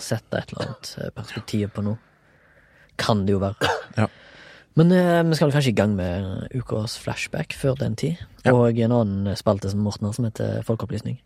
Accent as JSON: {"language": "Norwegian", "town": "Haugesund", "region": "Rogaland", "country": "Norway", "moved": "yes", "lives_now": "Oslo, Norway", "said": "jeg er fra Haugesund, men bor og jobber delvis i Oslo"}